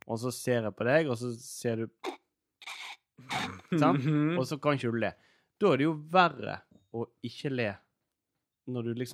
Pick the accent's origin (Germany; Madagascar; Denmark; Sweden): Denmark; Og så spør de ja, hvor du kommer fra. Nei, jeg kommer fra Danmark.